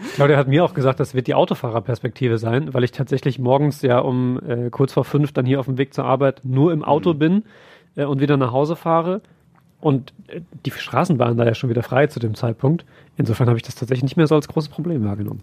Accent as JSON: {"language": "German", "area": "Siegen area", "region": "North Rhine-Westphalia", "country": "Germany", "said": "ich komme ja aus dem Siegener Raum"}